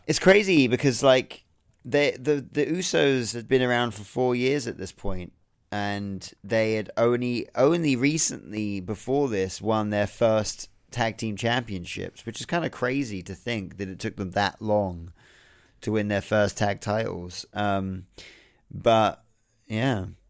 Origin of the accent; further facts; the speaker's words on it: United Kingdom; being someone that watches wrestling from the U K